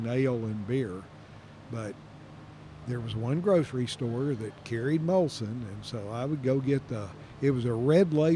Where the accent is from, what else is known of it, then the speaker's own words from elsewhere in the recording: Kentucky, United States; where I grew up in Kentucky